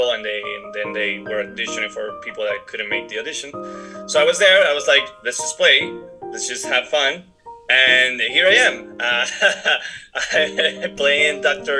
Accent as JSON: {"language": "English", "country": "Puerto Rico", "tie": "born or raised there", "first_language": "Spanish", "second_language": "English", "moved": "as an adult", "lives_now": "Atlanta, United States", "said": "I am born and raised in Puerto Rico. I've been living in Atlanta for the past 4 or 5 months, so I'm new in the city. My first language is Spanish."}